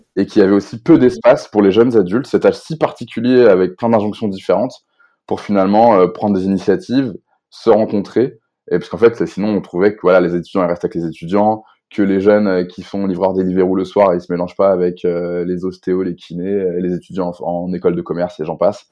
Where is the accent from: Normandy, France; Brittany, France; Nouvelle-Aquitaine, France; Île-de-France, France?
Brittany, France; Rennes